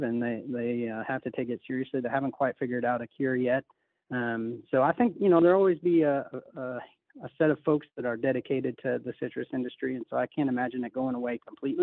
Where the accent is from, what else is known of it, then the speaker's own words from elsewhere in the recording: Northwest Illinois, United States; moved away as an adult; I grew up in Northwest Illinois.